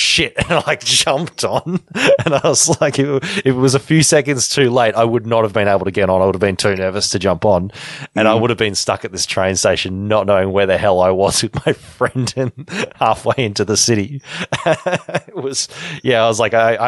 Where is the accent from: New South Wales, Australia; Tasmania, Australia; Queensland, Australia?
New South Wales, Australia; Deniliquin; now in Victoria, Australia; my hometown